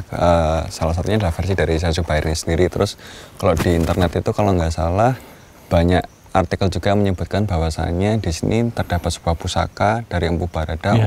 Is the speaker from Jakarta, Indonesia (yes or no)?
no; Magelang, Central Java, Indonesia; saya sebagai orang Magelang asli